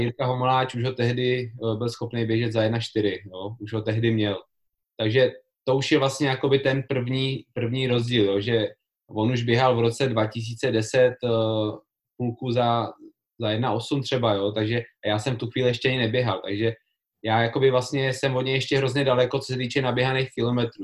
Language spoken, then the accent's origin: Czech; České Budějovice, South Bohemian Region, Czechia; já jsem z Budějic